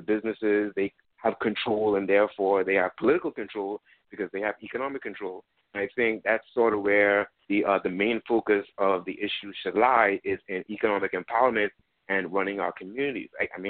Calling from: Florida, United States; I'm calling from Florida.

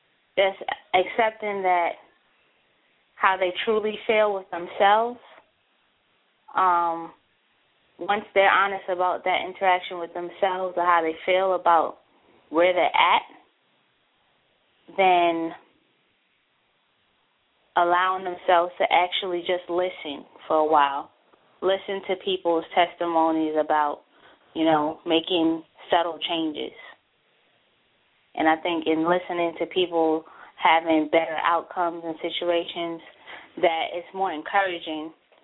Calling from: Baltimore, Maryland, United States; I'm calling from Baltimore, Maryland.

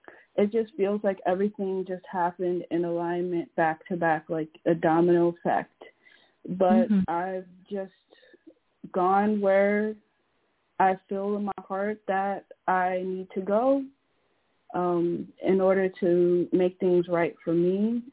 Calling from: Connecticut, United States; I'm calling from Connecticut.

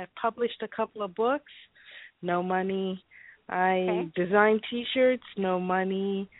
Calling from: Chicago, Illinois, United States

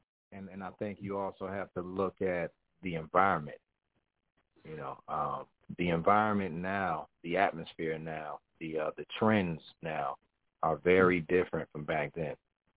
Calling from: New Jersey, United States; I'm calling from Jersey, man. You know, and I like to just say Jersey because I lived all over Jersey.

